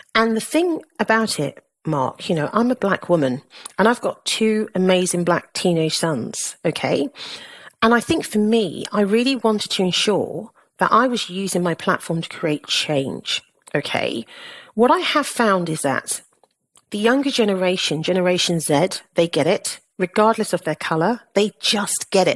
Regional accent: Southampton, South East England, United Kingdom; moved away as an adult; also born or lived in London; I was born in Southampton, in Hampshire, to a Caribbean mother and a Nigerian father

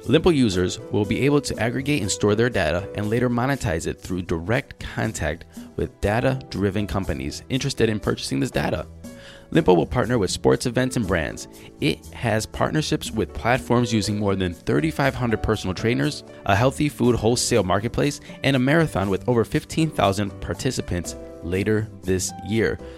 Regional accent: California, United States; I'm from California, man.

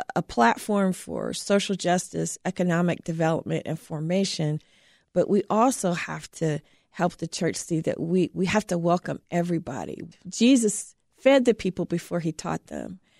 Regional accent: Terre Haute, Indiana, United States; born or raised there

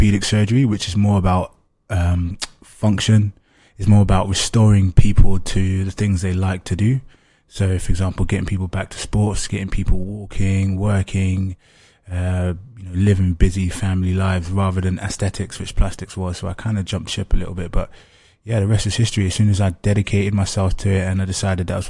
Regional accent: London, United Kingdom; I grew up in East London, where there's like a high population of Africans, particularly kind of second generation Africans like myself.

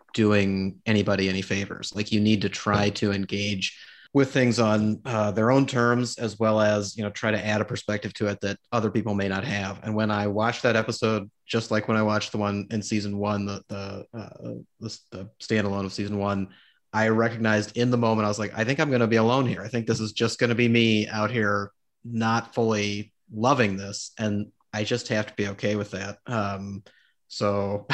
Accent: Midwest, United States; as a Midwesterner

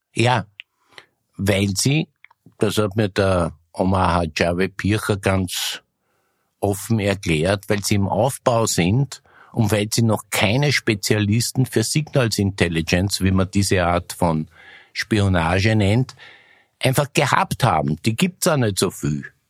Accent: Austria; Ich bin nämlich auch aus Österreich

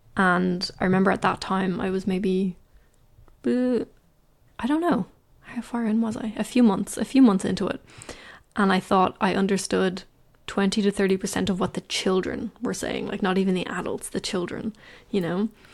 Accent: Ireland; I'm from Ireland

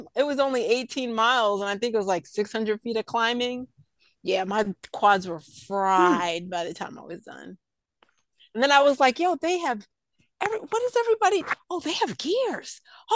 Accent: New York, United States; I grew up in New York.

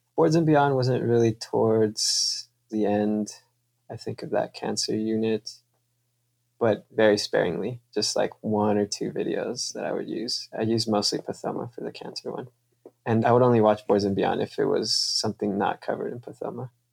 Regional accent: Kansas City, United States; also born or lived in California / Mexico; I'm from California, but I grew up in Kansas City. My family is from Mexico

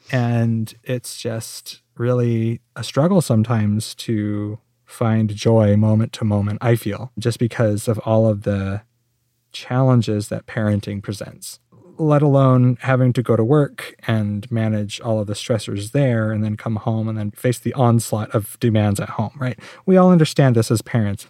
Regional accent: Phoenix, Arizona, United States; I actually grew up in Phoenix

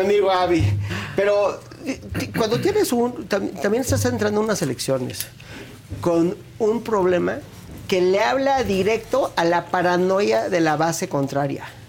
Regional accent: Mexico; yo me congratulo como mexicano

